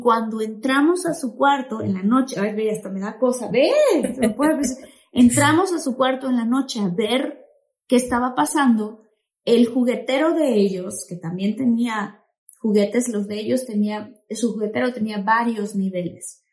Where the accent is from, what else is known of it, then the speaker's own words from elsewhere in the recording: Tabasco, Mexico; nosotros que crecimos en Tabasco, mis papás y mis hermanos y yo